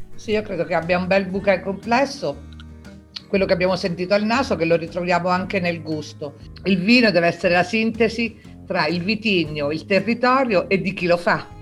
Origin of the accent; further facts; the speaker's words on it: Abruzzo, Italy; also born or lived in L'Aquila; sono abruzzese, mi trovo all'Aquila